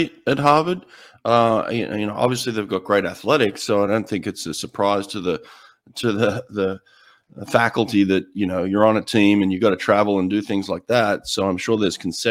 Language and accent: English; Australia; moved away as an adult; growing up in Australia